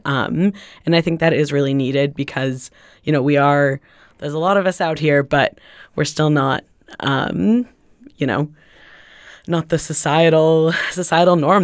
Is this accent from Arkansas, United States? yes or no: no; Los Angeles, California, United States; now in Greenfield, United States; I'm originally from Los Angeles